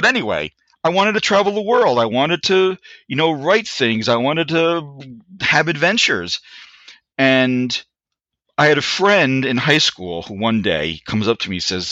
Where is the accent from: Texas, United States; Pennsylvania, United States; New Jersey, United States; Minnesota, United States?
New Jersey, United States; Newark; also born or lived in Kearny, New Jersey; I grew up in Newark, New Jersey, originally in a neighborhood called the Ironbound.